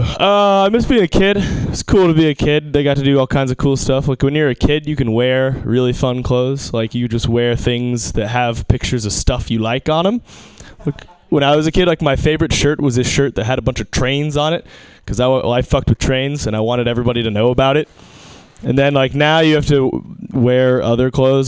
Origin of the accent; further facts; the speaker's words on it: Seattle, Washington, United States; I'm from Seattle